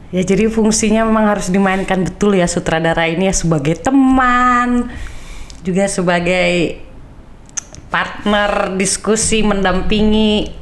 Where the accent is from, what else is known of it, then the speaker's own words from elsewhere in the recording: North Sumatra, Indonesia; latar belakang budaya orang Indonesia itu kan beda-beda. Aku Batak